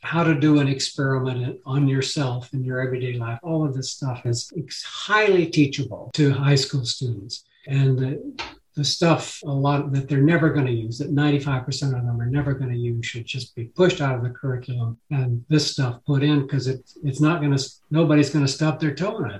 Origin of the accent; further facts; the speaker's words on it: El Paso, Texas, United States; now in Tucson, United States; I grew up in El Paso